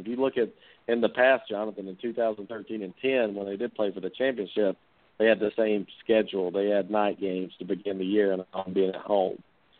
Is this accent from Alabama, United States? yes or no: yes; Alabama, United States; I'm from Alabama, so you think I'd put my own state down?